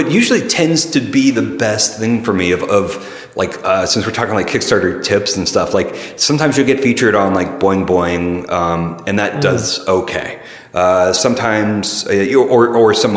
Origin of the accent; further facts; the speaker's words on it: Middle Tennessee, United States; also born or lived in St. Louis, Missouri; now in San Francisco, United States; I was born in Middle Tennessee, an hour south of Nashville